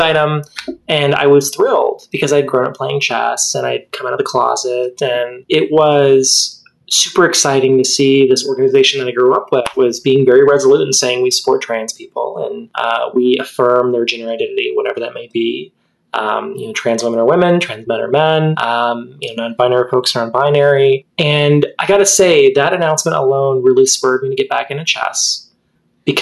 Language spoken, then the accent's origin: English; Texas, United States; Well, I was raised in Texas. I wish I could say I was born there, because I am a Texan through and through.